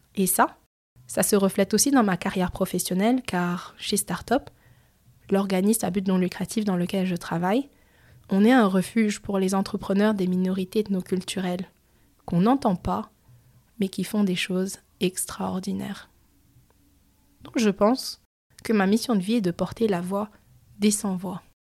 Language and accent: French; France; moved away as an adult; now in Montreal, Canada; je suis née en France, j'ai grandi en France et je suis d'origine cambodgienne et chinoise